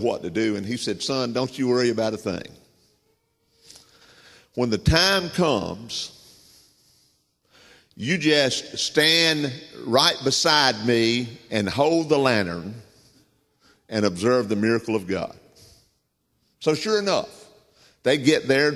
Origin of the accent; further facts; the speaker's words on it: Southern United States, United States; accent: Southern; I'm a Southerner. I tell people I'm bilingual. I speak English and Southern, and Southern's my native tongue